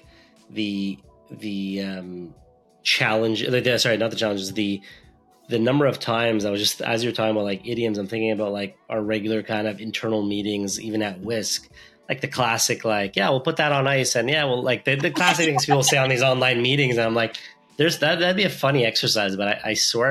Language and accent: English; Montreal, Quebec, Canada; I grew up in Montreal, actually, so I speak French too